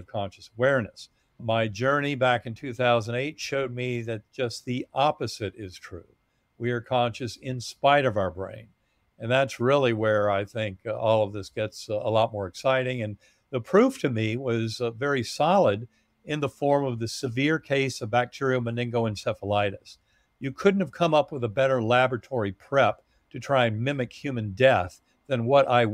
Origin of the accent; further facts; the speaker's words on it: North Carolina, United States; moved away; also born or lived in Massachusetts; growing up in North Carolina